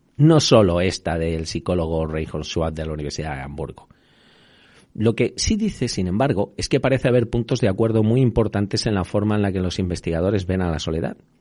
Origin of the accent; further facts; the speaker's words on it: Extremadura, Spain; now in Madrid, Spain; de allí de mi tierra